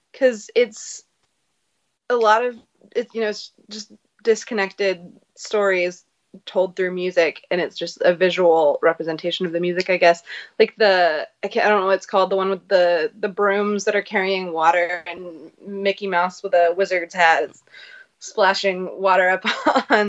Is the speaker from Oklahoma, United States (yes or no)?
yes; Oklahoma, United States; now in Washington, D.C., United States; I'm from Oklahoma, but now I live in Washington, D.C.